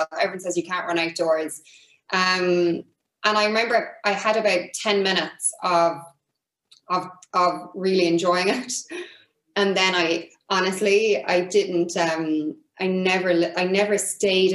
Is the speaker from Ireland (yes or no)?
yes; Ireland; I was Irish